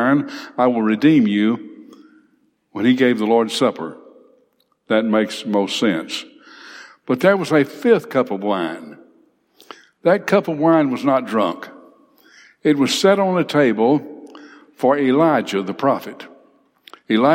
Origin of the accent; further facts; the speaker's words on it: Big Cove, Alabama, United States; I grew up in Big Cove